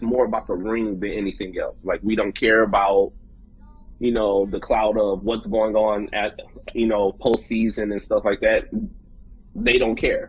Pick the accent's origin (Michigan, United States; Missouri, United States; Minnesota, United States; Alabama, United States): Michigan, United States; Saginaw; we're from Saginaw